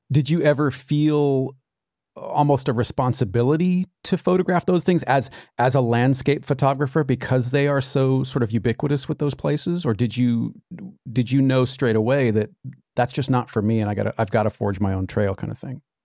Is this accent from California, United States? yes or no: yes; California, United States; also born or lived in Arizona; I, I grew up in California, but every summer from, gosh, the time I was five until college, really, we were in Arizona.